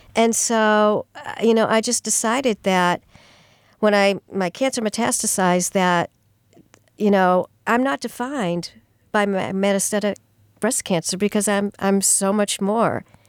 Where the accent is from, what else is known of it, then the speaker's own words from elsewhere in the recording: Sturbridge, Massachusetts, United States; moved away as an adult; also born or lived in Amherst / Melrose / West Peabody; now in Franklin, United States; I grew up in the Sturbridge area